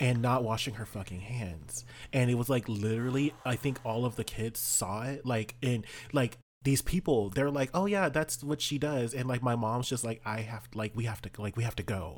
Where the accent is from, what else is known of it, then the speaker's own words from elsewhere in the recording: South Texas, United States; I grew up in South Texas